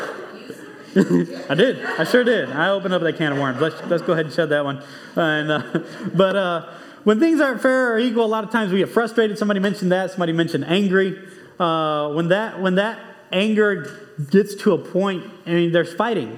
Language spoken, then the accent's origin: English; Monterrey, Nuevo León, Mexico; moved away; I grew up in Mexico.